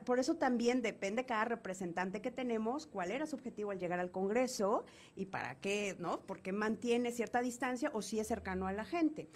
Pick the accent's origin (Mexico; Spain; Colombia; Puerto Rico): Mexico; Cuicatlán, Oaxaca; yo soy de la región de La Cañada, yo nací, crecí en Cuicatlán